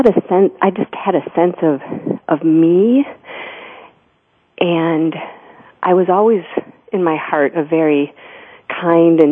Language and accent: English; Grand Haven, Michigan, United States; I was born in Grand Rapids, Michigan, but my family moved to Grand Haven, Michigan when I was 2 years old